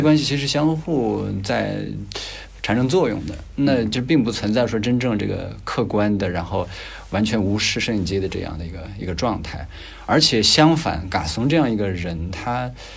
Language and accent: Chinese; Gansu, China; 我也是甘肃人